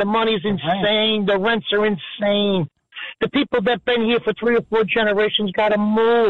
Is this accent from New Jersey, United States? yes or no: yes; Hoboken, New Jersey, United States; I grew up in Hoboken, right?